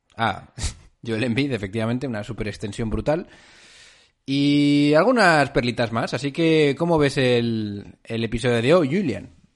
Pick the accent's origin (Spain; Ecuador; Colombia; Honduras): Spain; nosotros, españoles de pura cepa